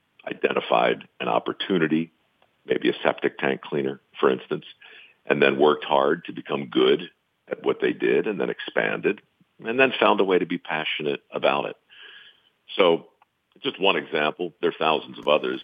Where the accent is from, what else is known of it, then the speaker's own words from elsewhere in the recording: Baltimore, Maryland, United States; I was born in Baltimore, surrounded by tradesmen growing up